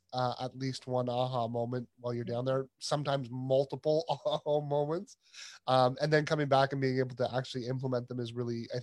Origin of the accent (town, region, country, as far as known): Canada